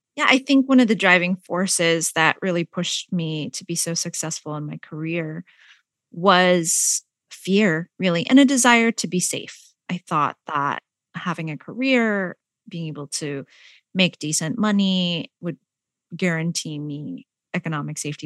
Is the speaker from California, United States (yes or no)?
yes; San Jose, California, United States; also born or lived in Malaysia; I am an immigrant from Malaysia. I grew up in San Jose, California